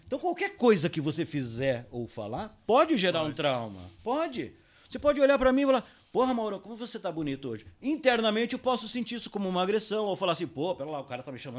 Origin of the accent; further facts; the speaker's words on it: Paranavaí, Paraná, Brazil; born there; also born or lived in Londrina / Curitiba / São Paulo / Porto Alegre; Então eu nasci em Paranavaí, com dois anos fui morar em Londrina, com três anos fui para Curitiba, depois não sei com quanto fui para São Paulo, depois voltei para Curitiba, depois fui para Porto Alegre